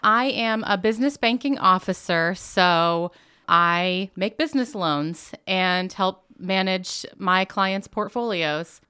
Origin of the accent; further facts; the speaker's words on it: Muncie, Indiana, United States; also born or lived in Jackson, Mississippi; Originally, I was actually born in Jackson, Mississippi, but for all intents and purposes, I've always been here in Muncie. Um, I was a Burris kid